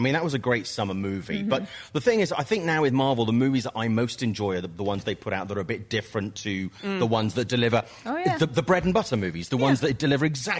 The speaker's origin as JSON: {"language": "English", "country": "United Kingdom", "said": "I know I'm British"}